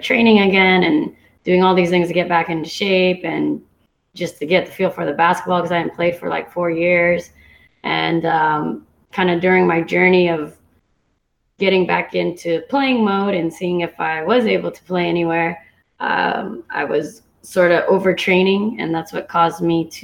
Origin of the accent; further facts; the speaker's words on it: Santa Cruz, California, United States; moved away as an adult; also born or lived in San Diego; now in Hawaii, United States; I grew up actually in Santa Cruz, California, where I played most of my basketball career